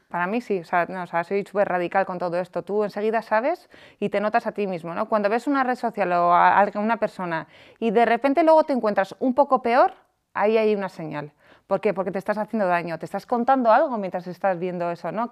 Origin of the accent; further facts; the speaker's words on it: San Sebastián, Basque Country, Spain; moved away as an adult; now in Madrid, Spain; yo soy de San Sebastián, eh, empecé en una gran multinacional y ascendí y me vine a Madrid a vivir.